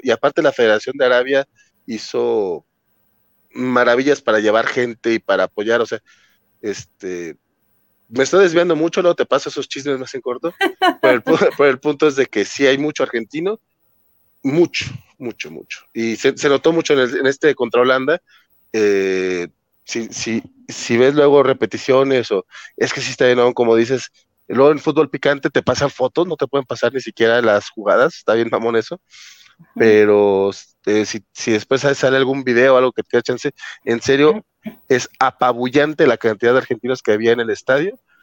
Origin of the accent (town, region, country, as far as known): Mexico